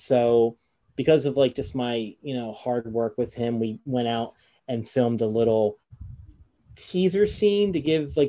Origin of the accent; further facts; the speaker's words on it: two towns over from Egg Harbor City, New Jersey, United States; I'm two towns over from you